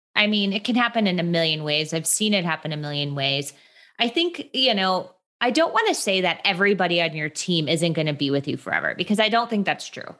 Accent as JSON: {"language": "English", "region": "Midwest", "country": "United States", "moved": "as an adult", "lives_now": "Los Angeles, United States", "said": "I'm from the Midwest, which I think is a very important thing to share. I, I just, my Midwestern r, like, pride runs deep. And I moved to Los Angeles about eight years ago."}